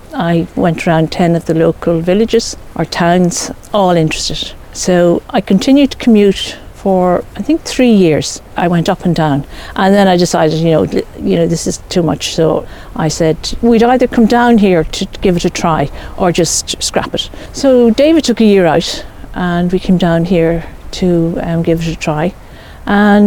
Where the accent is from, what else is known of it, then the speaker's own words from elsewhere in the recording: Dublin, Leinster, Ireland; moved away as an adult; now in Clare, Ireland; I was born in Dublin